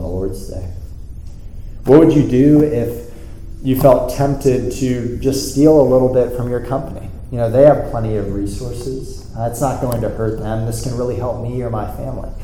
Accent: South Florida, United States; moved away; I was in South Florida, my hometown, this past weekend

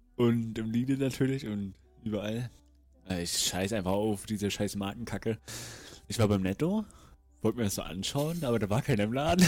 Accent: Rostock, Mecklenburg-Vorpommern, Germany; Ich komme aus Rostock.

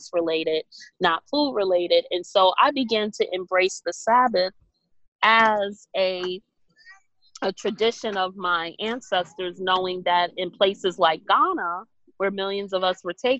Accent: New York City, New York, United States; growing up in Brooklyn

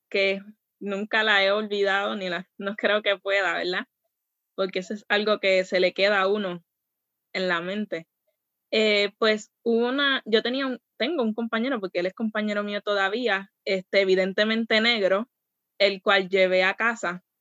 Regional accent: Puerto Rico; Y es como que, mira, yo soy de Puerto Rico.

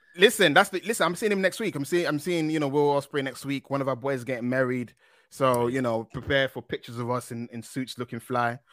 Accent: London, United Kingdom; moved away; I'm East London guy. I'm I'm from Canning Town originally.

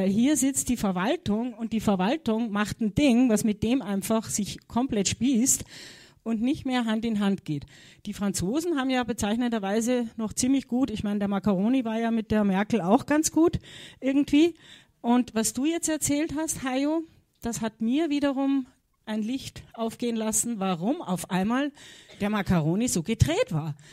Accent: Austria; Könnte er sein, ich als Österreicherin, gell?

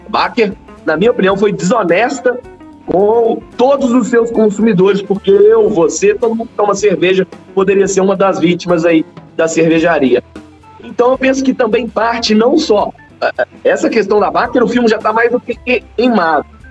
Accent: Belo Horizonte, Minas Gerais, Brazil; nós que somos daqui de Belo Horizonte

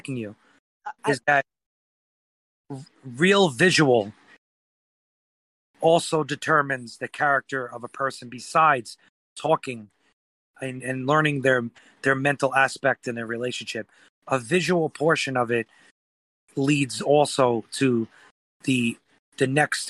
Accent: New York, United States; I'm from New York

